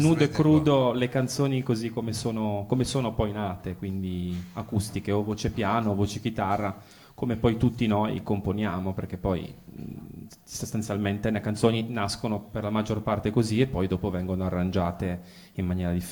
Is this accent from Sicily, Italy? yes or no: no; Aosta, Aosta Valley, Italy; io vengo invece, invece vengo da Aosta